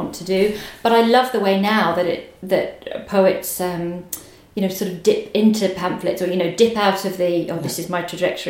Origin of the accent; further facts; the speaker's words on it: Suffolk, East of England, United Kingdom; moved away as an adult; also born or lived in Liverpool; I grew up in Suffolk and then went to university at 18 to Liverpool and basically stayed away for 20 years